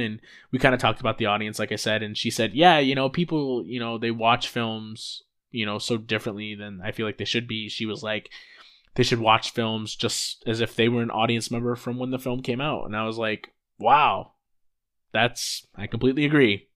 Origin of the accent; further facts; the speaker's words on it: Rockford, Illinois, United States; a kid from my hometown, Rockford, Illinois.